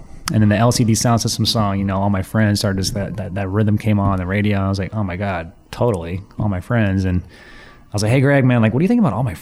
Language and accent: English; Athens, Georgia, United States; moved away as an adult; now in Seattle, United States; where I grew up in Athens, Georgia is a big music town